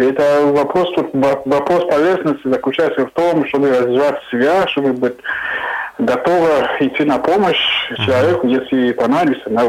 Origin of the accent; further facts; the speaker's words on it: Cameroon; Russian is a second language; moved away; я из Камеруна.